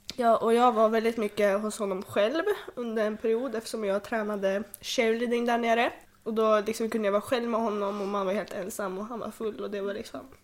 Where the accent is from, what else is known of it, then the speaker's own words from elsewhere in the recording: Sweden; also born or lived in Hölö; jag föddes 2004 också i Hölö jag tror att jag hann bo på Tullgården ett år innan vi flyttade tillbaka till Bergåkra